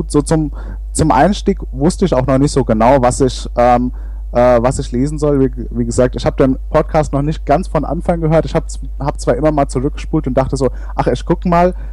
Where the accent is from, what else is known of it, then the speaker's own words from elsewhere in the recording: Hesse, Germany; Naja, also es ist, es ist halt, es ist Mittelhessen, wo ich herkomme.